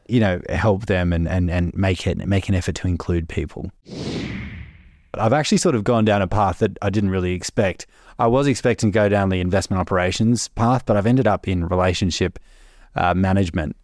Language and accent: English; Melbourne, Victoria, Australia; moved away as an adult; I'm from Melbourne originally and, uh, moved up here for the grad program